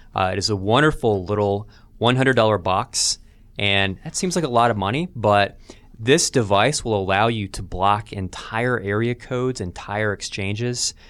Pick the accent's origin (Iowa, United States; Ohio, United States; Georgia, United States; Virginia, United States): Georgia, United States; Albany; in my hometown of Albany, Georgia